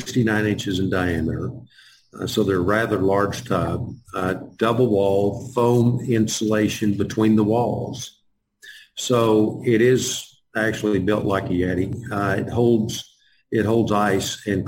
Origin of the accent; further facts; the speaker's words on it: Texas, United States; I'm from Texas